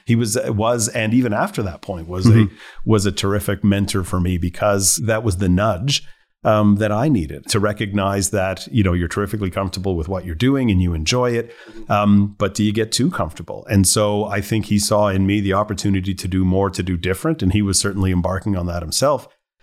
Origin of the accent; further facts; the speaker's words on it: Montreal, Quebec, Canada; also born or lived in Ontario; But born and raised in Montreal, went to school in Ontario, came back to work in Montreal, was bartending to pay for school.